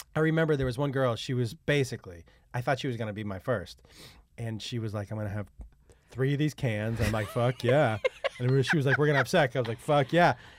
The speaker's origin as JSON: {"language": "English", "town": "Amherst", "region": "Massachusetts", "country": "United States", "tie": "born or raised there", "said": "growing up in Amherst"}